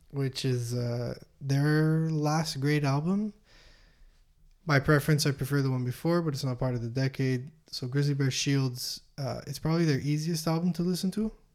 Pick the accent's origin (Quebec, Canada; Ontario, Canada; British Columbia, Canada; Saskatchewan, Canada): Quebec, Canada; Montreal; we're from Montreal